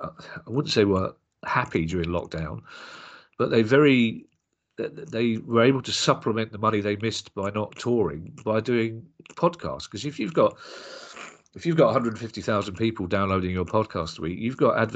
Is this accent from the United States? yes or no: no; London, United Kingdom; we're both from South London